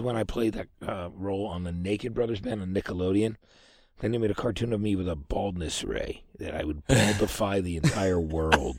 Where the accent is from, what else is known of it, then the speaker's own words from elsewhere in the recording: Lambertville, New Jersey, United States; I'm from New Hope, Lambertville, New Jersey